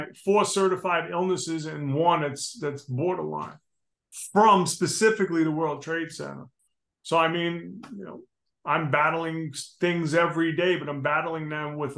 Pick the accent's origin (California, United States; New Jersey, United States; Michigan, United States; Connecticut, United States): New Jersey, United States; I'm a knucklehead from New Jersey, man. I mean, you know, I grew up in the street